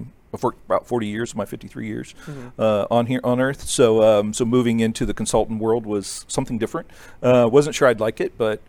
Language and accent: English; Ohio, United States; moved away as an adult; now in Wylie, Texas, United States; I was born in Ohio and raised in Ohio